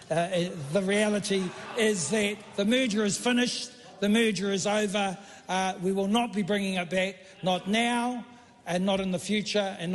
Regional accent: Whangarei, Northland, New Zealand; As you know, I'm from Te Tai Tokerau Whangarei, uh, and we were recently quite seriously hit by the lovely Gabrielle.

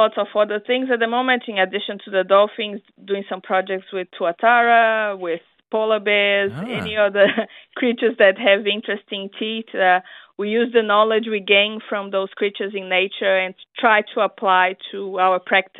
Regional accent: Brazil; English is a second language; moved away as an adult; now in New Zealand; I came from Brazil to New Zealand to work with him

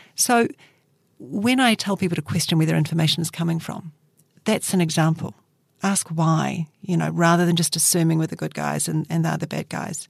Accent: Christchurch, Canterbury, New Zealand; Christchurch is my hometown

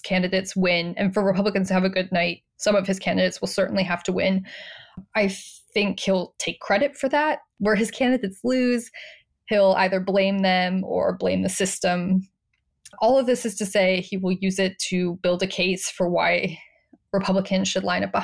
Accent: Arizona, United States; I'm from Arizona

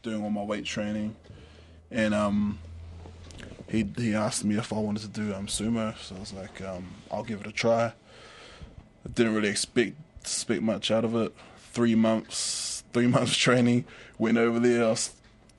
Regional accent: Stokes Valley, Wellington, New Zealand; also born or lived in Invercargill; I was born in Invercargill, but we moved up here when I was about, I think I was about two, and yeah, I've been pretty much brought up in the Wellington region

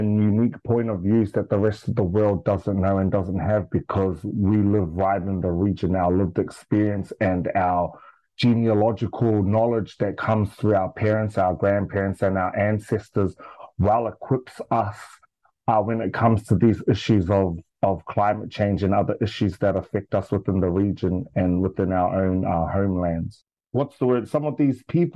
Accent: Australia; moved away as an adult; now in Auckland, New Zealand; I was raised in Australia most of my life

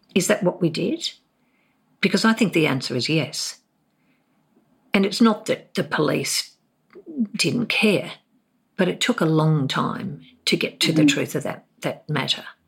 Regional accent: Hobart, Tasmania, Australia; moved away as an adult; also born or lived in Darwin; I grew up in Hobart

